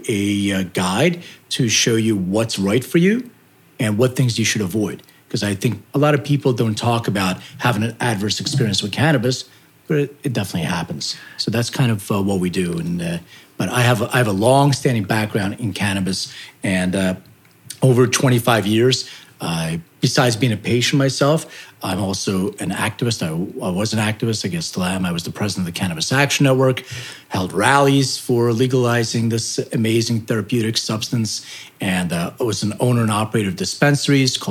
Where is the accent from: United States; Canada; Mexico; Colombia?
United States; also born or lived in Lithuania; I immigrated to the United States when I was 6 years old, and went to school